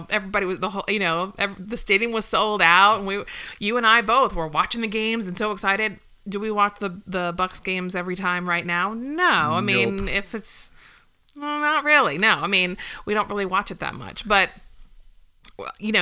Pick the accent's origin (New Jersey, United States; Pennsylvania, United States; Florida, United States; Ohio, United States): Florida, United States; I lived here my whole life